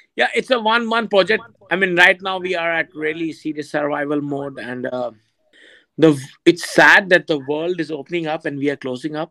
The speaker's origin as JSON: {"language": "English", "country": "India", "moved": "as an adult", "lives_now": "Thailand", "said": "as an Indian"}